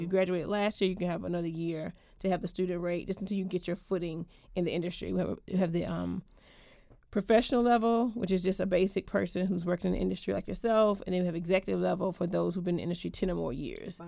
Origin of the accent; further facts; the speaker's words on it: Georgia, United States; moved away as an adult; also born or lived in Atlanta; now in Washington, DC, United States; I am from Georgia originally. I've been in DC now